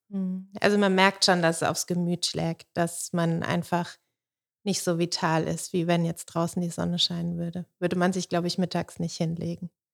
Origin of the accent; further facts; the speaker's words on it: Sulzbach am Main, Bavaria, Germany; moved away as an adult; also born or lived in Stuttgart; da, wo ich herkomme aus Soden, das war damals eine Hochburg.